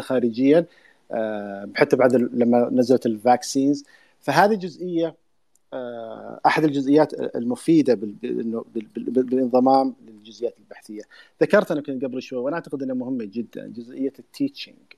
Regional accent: Saudi Arabia; احنا عندنا في السعودية

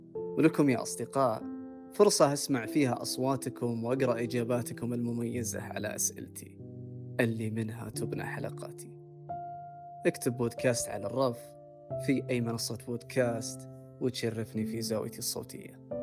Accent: Riyadh, Riyadh Province, Saudi Arabia; also born or lived in Dammam; أنا أصلا من الرياض ورحت الدمام

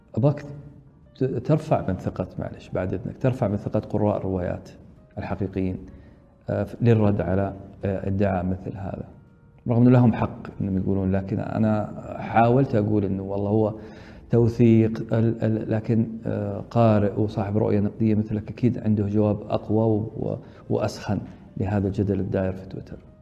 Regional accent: Saudi Arabia; عندنا في السعودية

